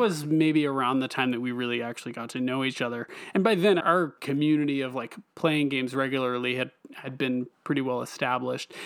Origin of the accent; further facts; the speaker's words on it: Eastern North Carolina, United States; also born or lived in Raleigh, North Carolina; I'm originally from Eastern North Carolina